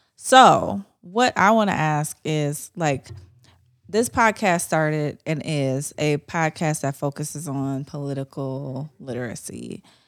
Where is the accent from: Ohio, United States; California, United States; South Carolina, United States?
Ohio, United States; I wasn't raised in the South, I was raised in Ohio